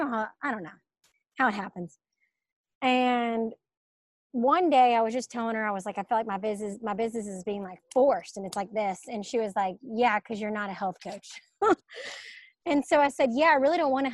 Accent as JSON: {"language": "English", "town": "Birmingham", "region": "Alabama", "country": "United States", "also_born_or_lived": "Atlanta, Georgia", "moved": "as an adult", "said": "I'm from Birmingham, Alabama, and I moved to Atlanta after college."}